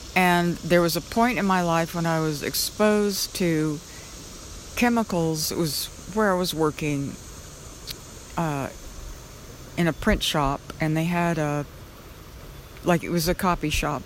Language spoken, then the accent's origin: English; Oklahoma, United States; I grew up in Oklahoma in an area that had a lot of tornadoes